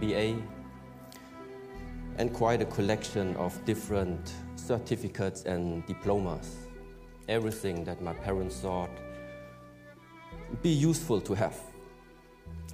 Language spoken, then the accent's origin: English; Germany; was born in Germany